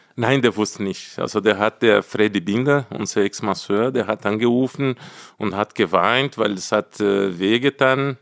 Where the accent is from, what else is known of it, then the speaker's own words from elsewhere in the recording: Brazil; German is a second language; moved away as an adult; now in Munich, Germany; Ich will jetzt endlich zurück nach Brasilien, zu meiner Heimat, mein Land